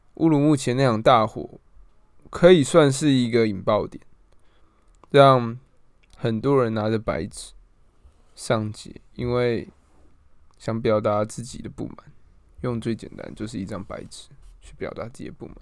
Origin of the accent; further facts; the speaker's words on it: Taiwan; 身为台湾人